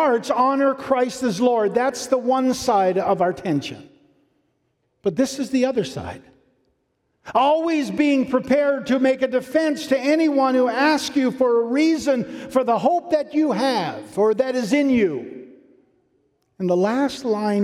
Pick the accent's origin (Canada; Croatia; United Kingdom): Canada; Newfoundland and Labrador; I'm from Newfoundland